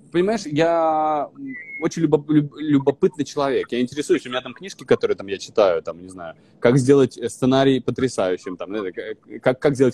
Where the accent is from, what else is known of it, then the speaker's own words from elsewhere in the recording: Vologda, Vologda Oblast, Russia; accent: northern; Я был изначально из Вологды, я приехал с северным с жутким говором